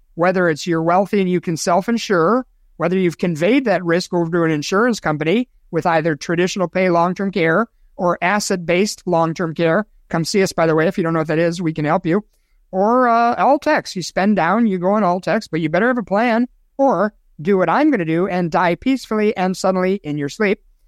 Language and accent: English; Chicago, Illinois, United States; moved away; cesspool, that's a really descriptive word for my hometown